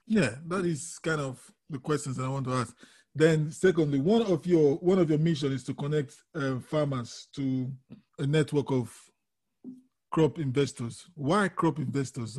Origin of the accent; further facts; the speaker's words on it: Nigeria; I'm from Nigeria originally, so not originally, I'm from Nigeria